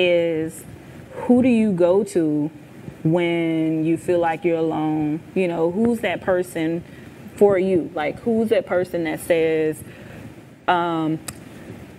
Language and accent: English; Charleston, Missouri, United States; now in Jacksonville, United States; I'm originally from Charleston, Missouri, a little small town in farm town, 5,000 people